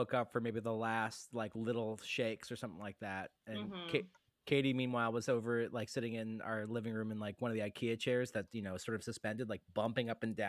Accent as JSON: {"language": "English", "region": "East Coast", "country": "United States", "also_born_or_lived": "Midwest", "said": "I'm from the East Coast by way of the Midwest."}